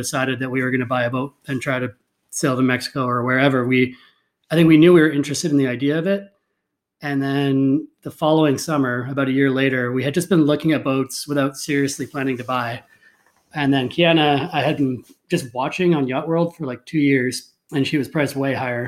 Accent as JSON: {"language": "English", "town": "Port Elgin", "region": "Ontario", "country": "Canada", "also_born_or_lived": "Vancouver", "moved": "as an adult", "lives_now": "Vancouver Island, Canada", "said": "I'm originally from Ontario too, even though we met in BC, from a small town called Port Elgin, which is on Lake Huron."}